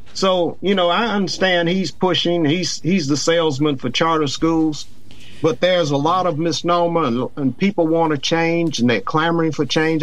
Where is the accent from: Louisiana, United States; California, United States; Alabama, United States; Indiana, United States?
Louisiana, United States; New Orleans; moved away; In my home state, New Orleans